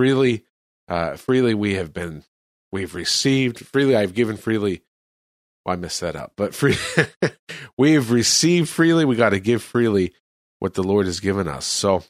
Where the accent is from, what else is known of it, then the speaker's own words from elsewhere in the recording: California, United States; moved away as an adult; now in El Salvador; I'm from California.